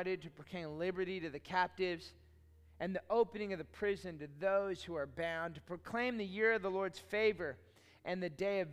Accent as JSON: {"language": "English", "town": "Austin", "region": "Texas", "country": "United States", "tie": "born or raised there", "said": "I grew up in Austin"}